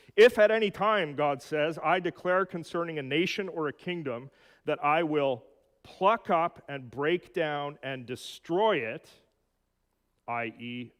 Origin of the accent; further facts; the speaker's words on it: Edmonton, Alberta, Canada; In my hometown of Edmonton